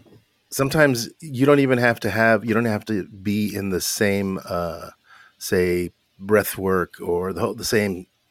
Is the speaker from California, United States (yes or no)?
yes; Los Angeles, California, United States; I grew up in Hollywood, California, to immigrant parents, immigrant mother and father from Naples, Italy